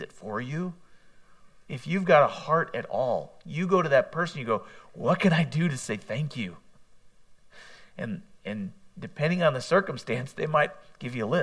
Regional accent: United States; as an American

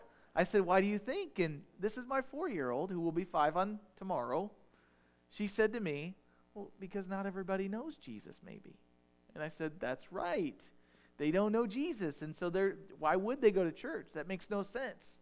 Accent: United States; I'm an American

